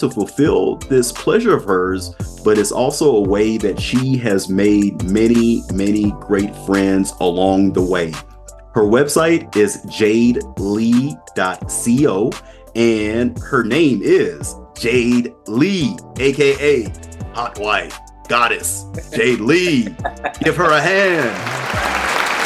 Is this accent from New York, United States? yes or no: no; Omaha, Nebraska, United States; moved away as an adult; now in Las Vegas, United States; I grew up in Omaha, Nebraska.